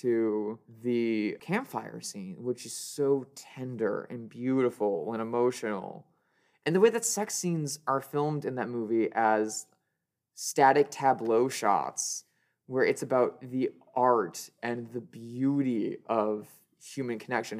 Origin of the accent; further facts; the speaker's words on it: Midwest, United States; growing up in the Midwest and only seeing queerness codified as a thing that you do at night and only for the weirdos